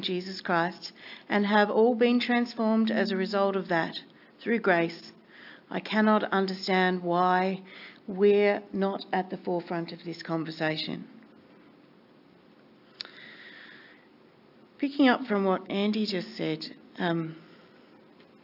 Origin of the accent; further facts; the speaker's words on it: northwest Tasmania, Australia; moved away; I grew up in northwest Tasmania, known as the Bible Belt